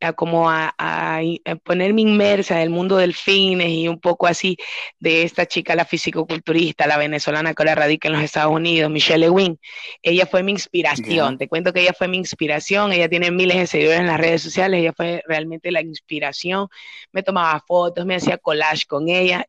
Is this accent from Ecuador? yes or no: yes; Ecuador; soy ecuatoriana